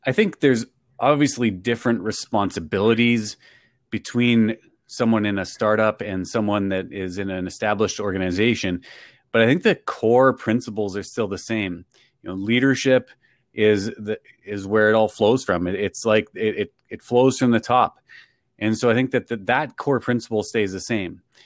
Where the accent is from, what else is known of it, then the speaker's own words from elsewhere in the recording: Canada; I'm from Canada